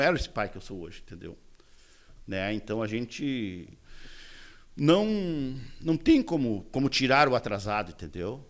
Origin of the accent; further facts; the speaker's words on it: Uruguaiana, Rio Grande do Sul, Brazil; moved away as an adult; now in Porto Alegre, Brazil; morei em Uruguaiana, que é a minha terra natal